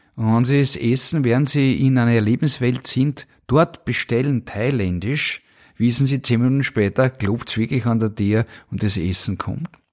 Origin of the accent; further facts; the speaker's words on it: Vienna, Austria; geboren 1973 in Wien